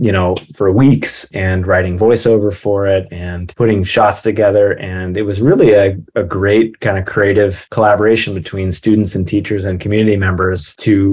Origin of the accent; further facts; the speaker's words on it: Mendocino, California, United States; moved away as an adult; also born or lived in Orange County / Los Angeles; growing up in Mendocino and the surroundings